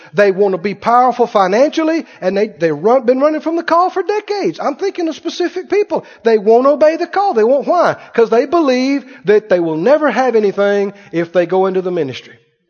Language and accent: English; Mississippi, United States; You know, we grew up in Mississippi. We had plenty to eat, but we didn't have a lot of stuff.